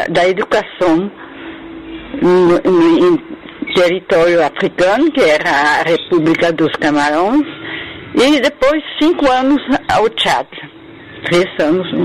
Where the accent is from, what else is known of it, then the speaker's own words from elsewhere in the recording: France; Portuguese is a second language; also born or lived in Morocco; Eu nasci no Marrocos, mas não por, por eles de, de, de, eh, morar lá, é, por... É, é, negócio de serviço do meu pai. Não, não, não lembro de nada.